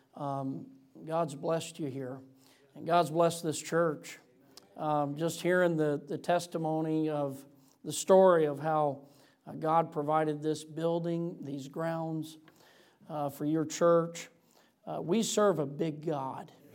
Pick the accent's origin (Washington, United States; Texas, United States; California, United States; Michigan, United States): Michigan, United States; moved away; I'm from Michigan originally